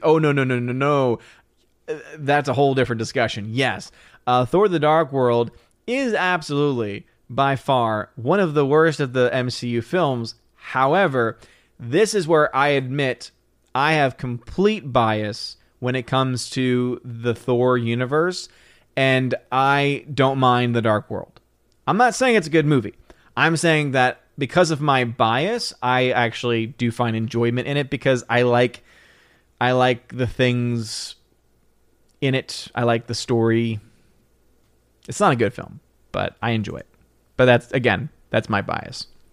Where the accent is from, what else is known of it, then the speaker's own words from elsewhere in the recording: New Orleans, Louisiana, United States; now in Tennessee, United States; I'm from New Orleans, Louisiana, and I live in Tennessee.